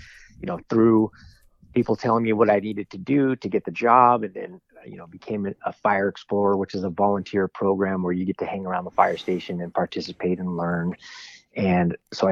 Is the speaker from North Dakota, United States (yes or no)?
no; Southern California, United States; growing up in Southern California